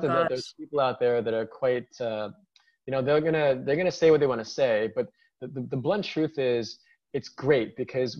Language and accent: English; New York, United States; born and raised in New York